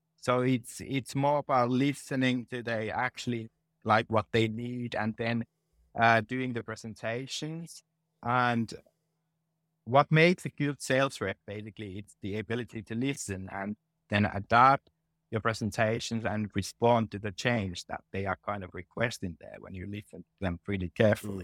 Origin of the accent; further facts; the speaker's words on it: Finland; moved away as an adult; also born or lived in England / Denmark / Ireland / Netherlands; now in Helsinki, Finland; this is my home country